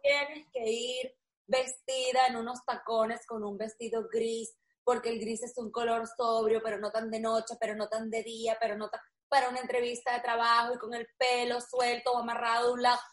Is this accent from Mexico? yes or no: no; Venezuela; moved away; nosotros que somos los tres venezolanos